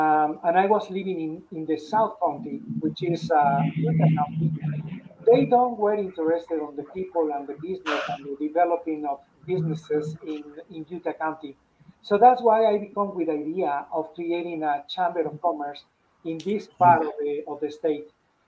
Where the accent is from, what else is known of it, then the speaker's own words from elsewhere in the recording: Mexico; English is a second language; moved away as an adult; now in United States; So that was when I came from Mexico. I worked there for 13 years, and then I worked here for 7 more years.